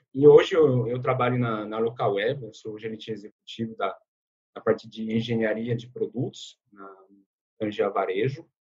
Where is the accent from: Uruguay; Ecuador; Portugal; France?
France; Portuguese is a second language; moved away as an adult; now in Brazil; eu sou francês, eu moro no Brasil há 11 anos